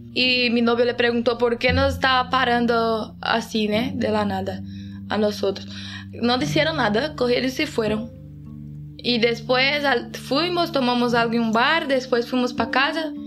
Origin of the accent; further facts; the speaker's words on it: Itapuranga, Goiás, Brazil; now in Oviedo, Spain; soy de Itapuranga, Goiás y vivo en Oviedo, Asturias desde 2017.